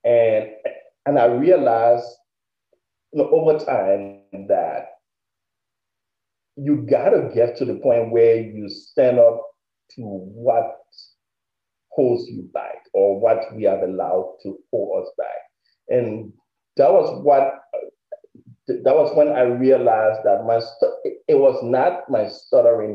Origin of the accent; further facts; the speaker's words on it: Liberia; now in United States; I am originally from West Africa, Liberia. And I immigrated to the United States in 1999.